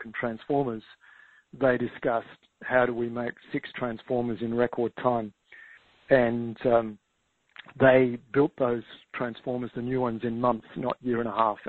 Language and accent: English; Tasmania, Australia; now in Victoria, Australia; Tasmania, which is where I grew up actually in Australia